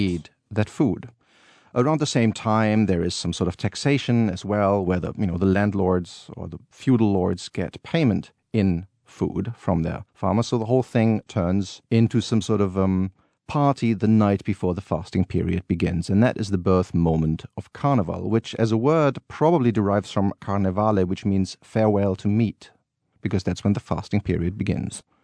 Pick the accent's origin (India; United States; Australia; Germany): Germany; Cologne, North Rhine-Westphalia; moved away; I grew up as a child always going to these Rose Monday